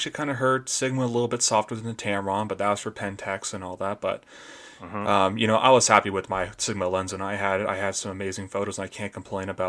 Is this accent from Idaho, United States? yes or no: yes; Idaho, United States; I grew up here in Idaho